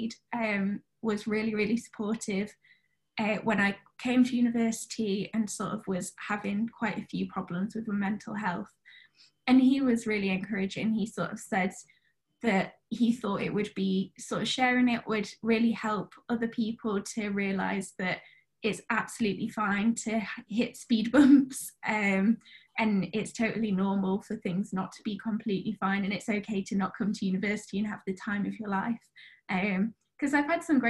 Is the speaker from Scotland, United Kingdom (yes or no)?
no; Sheffield, Yorkshire and the Humber, United Kingdom; I'm originally from Sheffield in the UK